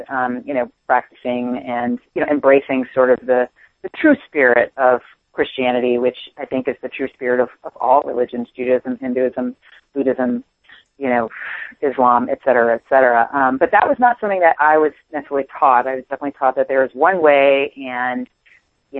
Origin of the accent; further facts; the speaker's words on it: Washington, District of Columbia, United States; I grew up on the East Coast in Washington, D.C.